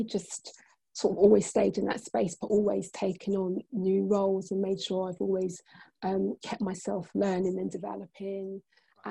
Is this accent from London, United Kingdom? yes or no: yes; Croydon, London, United Kingdom; where I'm from, I'm a South London girl. I'm from Croydon.